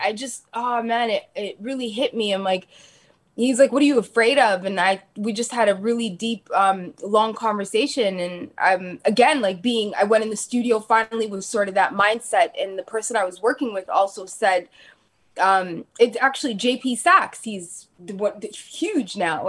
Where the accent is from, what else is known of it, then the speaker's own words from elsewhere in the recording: Toronto, Ontario, Canada; also born or lived in Calgary, Alberta; I grew up in Dixon